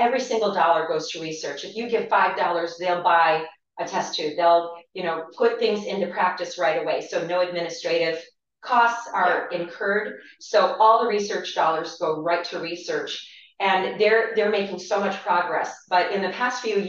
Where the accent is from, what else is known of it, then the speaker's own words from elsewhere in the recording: Dover, Ohio, United States; now in Independence, United States; We're both from Tuscarawas County. I'm from Dover